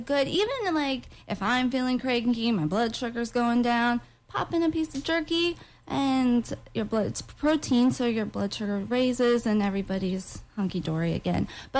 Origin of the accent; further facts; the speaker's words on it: Orlando, Florida, United States; also born or lived in Tallahassee / Georgia; Well, we moved all over the country, and then when I was 10, we moved back to Florida, to Orlando.